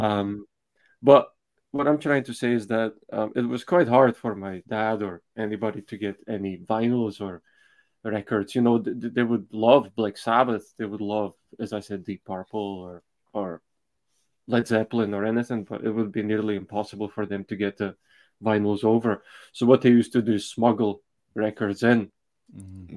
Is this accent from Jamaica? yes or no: no; Slovakia; moved away; I'm from Slovakia originally, so eh, when I was growing up, it was still communism.